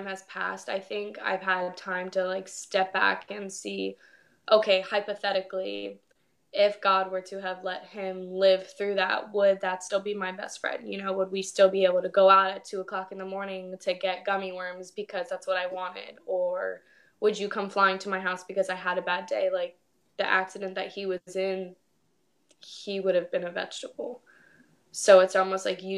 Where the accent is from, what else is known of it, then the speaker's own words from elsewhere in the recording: Port St. Lucie, Florida, United States; I was born and raised in Port St. Lucie, Florida. I still live here